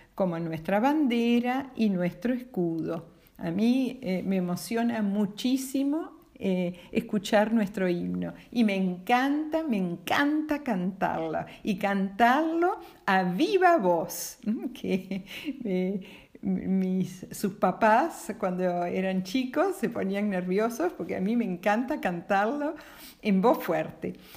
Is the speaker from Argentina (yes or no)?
yes; Argentina; nosotros como argentinos